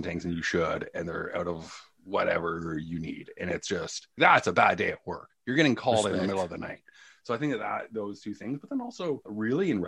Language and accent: English; Toronto, Ontario, Canada; born or raised there; also born or lived in Hamilton, Ontario / Wiarton, Ontario